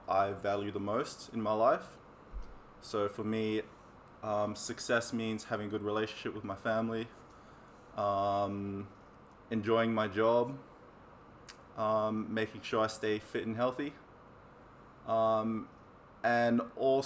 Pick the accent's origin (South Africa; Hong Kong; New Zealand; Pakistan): New Zealand; Auckland; I grew up in South Auckland